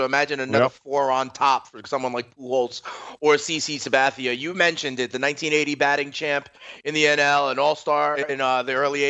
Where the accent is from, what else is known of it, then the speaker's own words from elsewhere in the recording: New York City, New York, United States; as a Yankees fan growing up in New York City